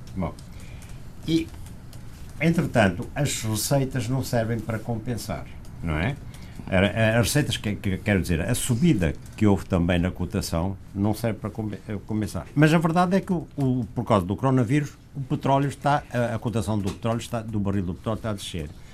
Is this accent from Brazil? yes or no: no; Zango, Luanda Province, Angola; moved away; lá da, da minha terra